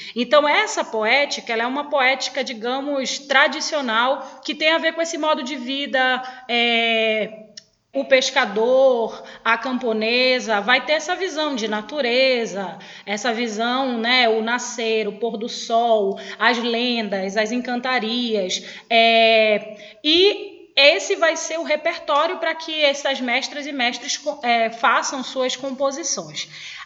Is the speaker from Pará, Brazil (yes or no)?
yes; Belém, Pará, Brazil; also born or lived in Benevides, Pará; Na verdade, a minha vida desde os seis anos de idade é em Coraci. Eu nasci em Belém